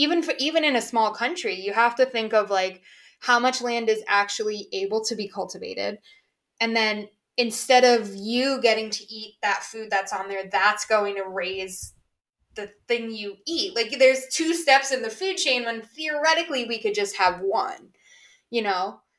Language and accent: English; United Kingdom; I'm British.